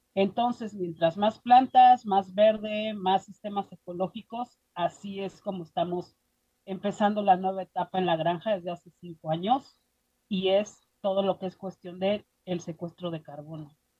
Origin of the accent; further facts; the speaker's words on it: Mexico City, Mexico; moved away as an adult; now in Boulder, United States; yo soy originaria de la Ciudad de México y crecí en dos mundos, la Ciudad de México y mi papá, él, era parte de los indios mixtecos entre Oaxaca y Puebla